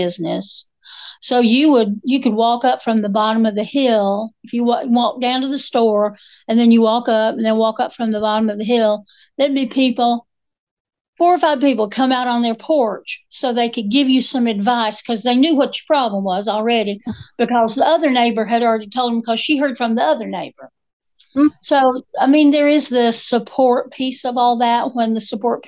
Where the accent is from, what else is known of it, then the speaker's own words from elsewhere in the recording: Appalachia, United States; We're Appalachian women